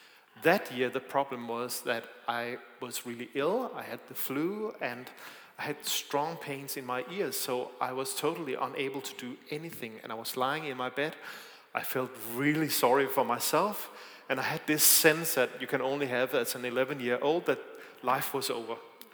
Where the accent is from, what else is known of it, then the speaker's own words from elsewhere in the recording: Denmark; English is a second language; It's not just the sound system, it's also my accent. I am from Denmark, I'm sorry about that.